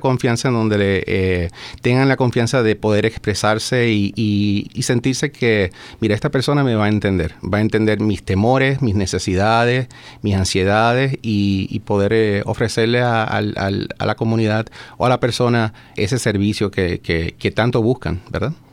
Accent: Puerto Rico; moved away as an adult; now in Maryland, United States; Soy de Puerto Rico, nacido y criado allá. Llevo ya 12, 13 años ya viviendo en el estado de Maryland

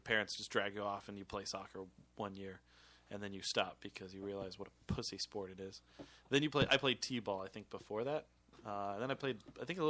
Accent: Kentucky, United States; I grew up in Kentucky

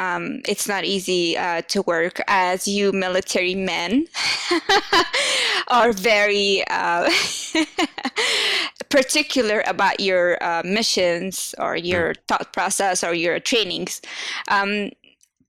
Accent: United States; Second, I am from the States and I'm in between the whole American environment team.

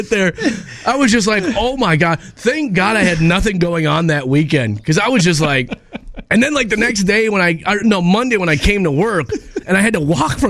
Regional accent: Minneapolis, Minnesota, United States; I grew up in North Minneapolis

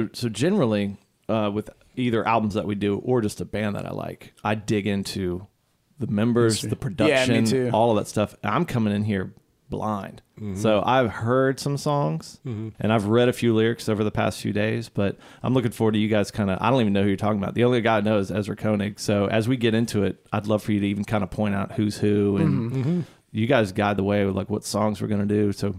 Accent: Chicago, Illinois, United States; Well, as I've mentioned before, I grew up in Chicago.

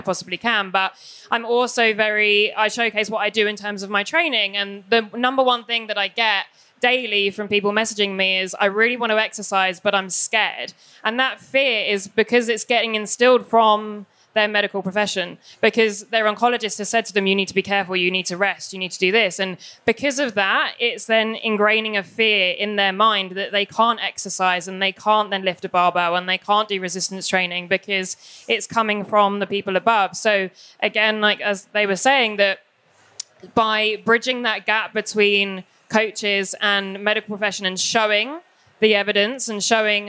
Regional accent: England, United Kingdom; I'm English

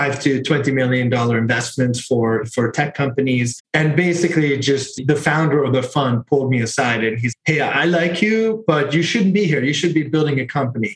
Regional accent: Hungary; moved away; I am from Hungary also

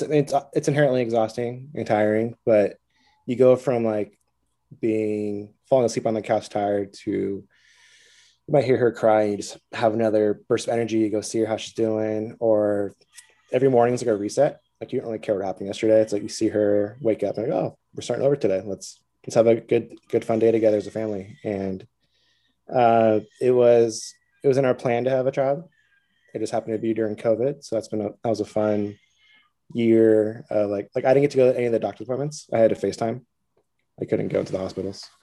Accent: Southern Orange County, California, United States; moved away as an adult; also born or lived in Costa Mesa / New York; I grew up in Southern Orange County

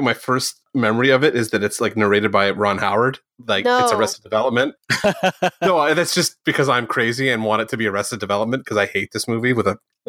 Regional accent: St. Catharines, Ontario, Canada; Shot in my hometown. Is it really? Yeah, shot in St. Catharines, parts of it.

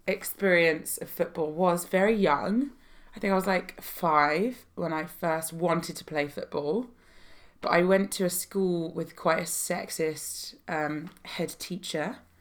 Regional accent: London, United Kingdom; In North London, not far from where we currently are, in Chalk Farm.

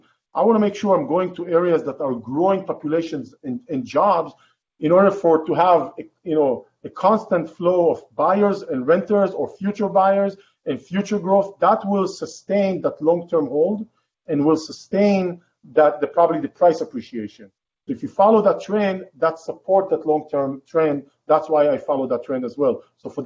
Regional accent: California, United States; So for me, Austin, as much as I like today, Austin, you know, as a Californian, Austin is great.

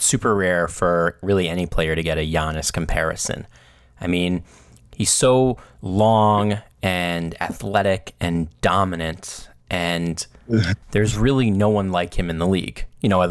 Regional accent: United States; as an American

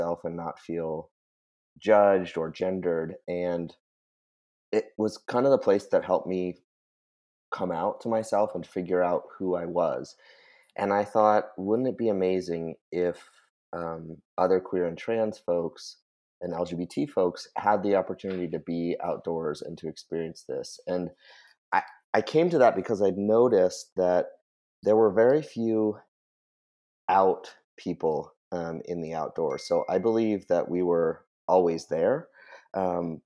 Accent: New Hampshire, United States; now in Western Massachusetts, United States; I grew up in New Hampshire being a super outdoorsy person

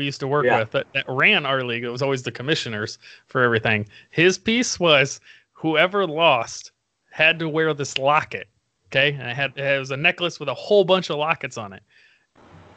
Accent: Indiana, United States; moved away as an adult; now in Arizona, United States; originally from Indiana

